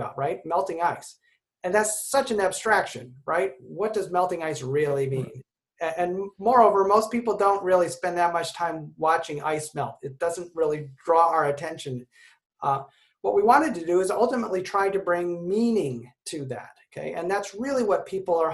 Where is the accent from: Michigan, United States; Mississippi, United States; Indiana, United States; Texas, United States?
Michigan, United States; someone from Michigan who did not like the Chicago Bulls